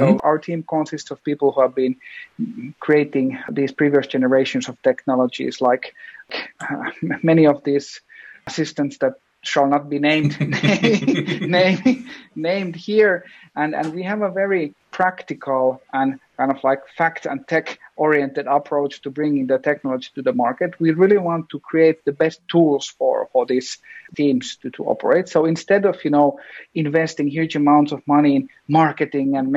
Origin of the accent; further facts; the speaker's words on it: Finland; we come from Finland